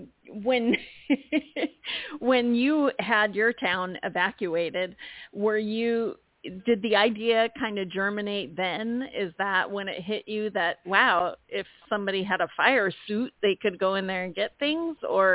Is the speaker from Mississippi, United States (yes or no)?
no; California, United States; I'm from California